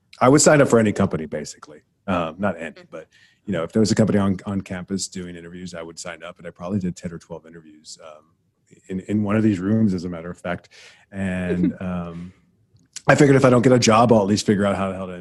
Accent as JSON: {"language": "English", "region": "South Texas", "country": "United States", "tie": "born or raised there", "said": "I grew up in South Texas on the border"}